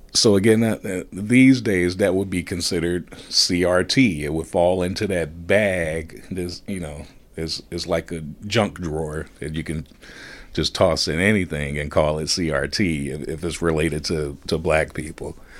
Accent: Gary, Indiana, United States; as a kid growing up in Gary

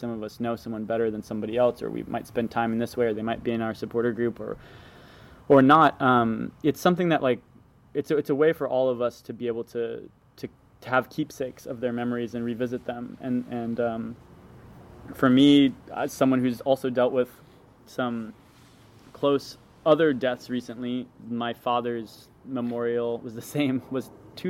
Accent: Los Angeles, California, United States; from Los Angeles, California, mid-city K-Town.

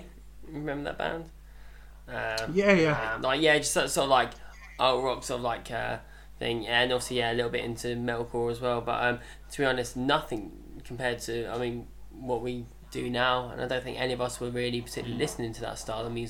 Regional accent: Margate, South East England, United Kingdom; we're from Margate

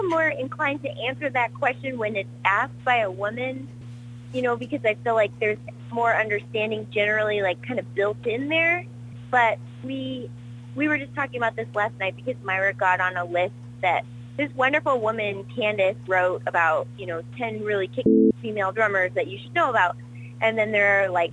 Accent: Detroit, Michigan, United States; moved away; I'm from Michigan. In like the suburbs of Detroit

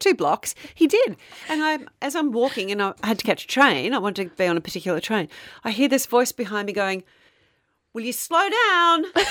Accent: Frankston, Victoria, Australia; growing up in Frankston

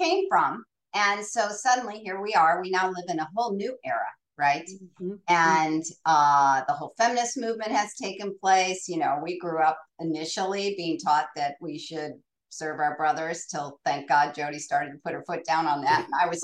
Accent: Akron, Ohio, United States; we grew up in Goodyear Heights, which was just far enough up the hill from Goodyear Tire and Rubber in Akron, Ohio

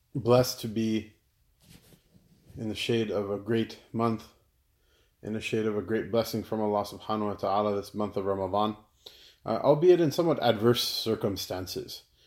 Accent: United States; I'm an American." "Of course I'm an American

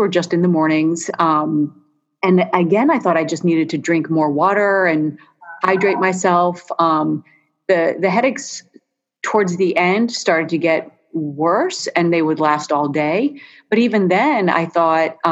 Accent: Philadelphia, Pennsylvania, United States; moved away as an adult; I grew up in Philadelphia, but I did not really think much of it because, I left Philly when I was 18

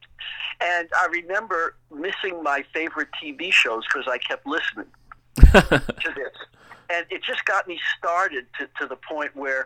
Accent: New York City, New York, United States; also born or lived in Eastchester, New York; I was born in Brooklyn, New York.

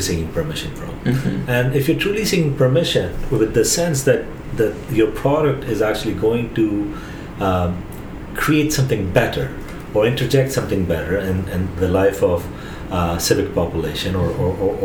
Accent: India; Growing up in India, we did not have voicemails

